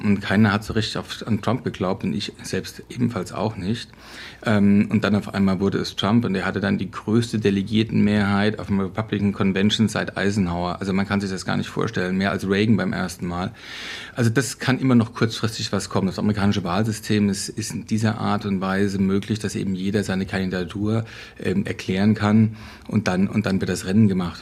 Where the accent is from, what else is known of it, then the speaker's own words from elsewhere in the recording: Hesse, Germany; bei uns in Hessen